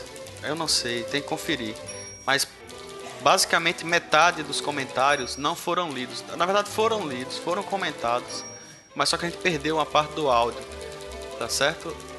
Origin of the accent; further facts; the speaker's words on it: Rio Grande do Norte, Brazil; aqui é todo mundo do Rio Grande do Norte